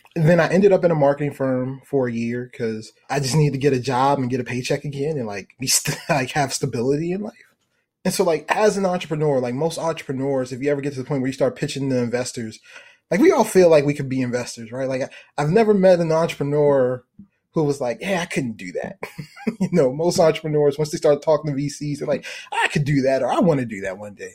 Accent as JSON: {"language": "English", "town": "Baltimore", "region": "Maryland", "country": "United States", "said": "I'm from Baltimore"}